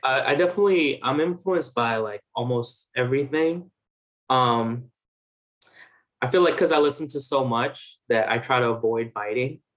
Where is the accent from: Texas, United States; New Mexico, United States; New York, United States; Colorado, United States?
New York, United States; New York City; also born or lived in Bangladesh; I grew up in New York. Um, so I first uh, I'm from like Main Street Flushing